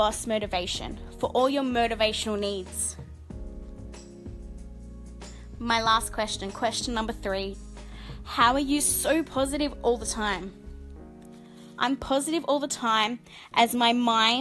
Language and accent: English; Sydney, New South Wales, Australia; I'm 29 years old and I'm from Sydney, Australia